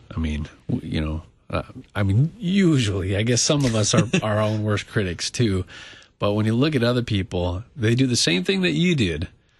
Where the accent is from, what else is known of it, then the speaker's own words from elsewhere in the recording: Southern California, United States; I come from Southern California